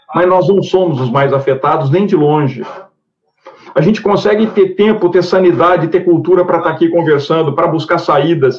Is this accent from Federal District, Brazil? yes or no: no; Triângulo Mineiro, Minas Gerais, Brazil; o Triângulo Mineiro porque é onde eu nasci